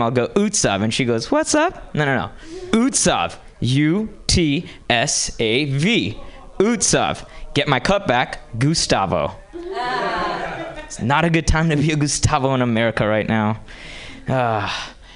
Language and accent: English; Hyderabad, Telangana, India; moved away as an adult; now in United States; I grew up in India and moved to this country from a small town called Hyderabad okay? And I moved here 10 years ago